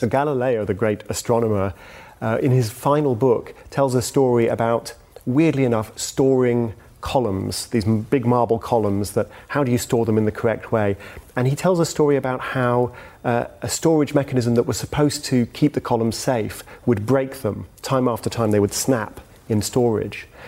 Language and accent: English; United Kingdom; as a Brit